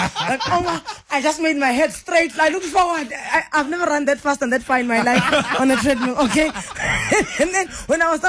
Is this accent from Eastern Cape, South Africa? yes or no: yes; Mthatha, Eastern Cape, South Africa; moved away; Bongani and I are from the same hometown. Mm. We're both from Umtata